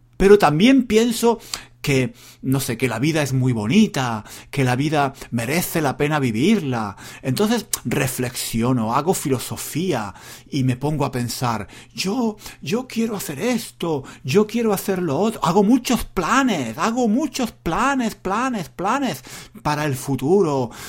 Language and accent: Spanish; Spain; yo soy español y soy un hombre